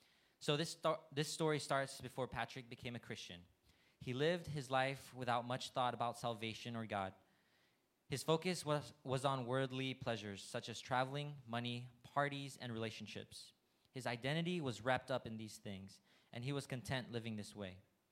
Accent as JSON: {"language": "English", "country": "Thailand", "tie": "born or raised there", "also_born_or_lived": "India", "said": "So I myself am a TCK. I was born in India and I grew up in Thailand."}